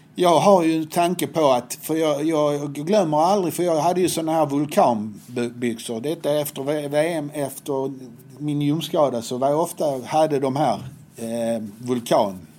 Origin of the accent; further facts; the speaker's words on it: Helsingborg, Skåne, Sweden; Jag är uppväxt på Höga Borg